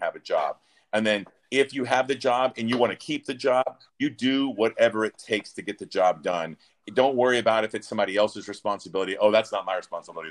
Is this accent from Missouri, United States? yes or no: no; Mobile, Alabama, United States; moved away as an adult; also born or lived in Charlotte, North Carolina / California; I grew up in Mobile, Alabama, a very small town.